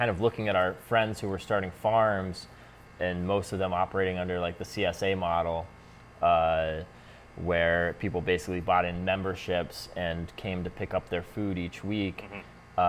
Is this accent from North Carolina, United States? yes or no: no; New York, United States; And we're from New York anyway, so we're at home in New York, we're at home in the Adirondacks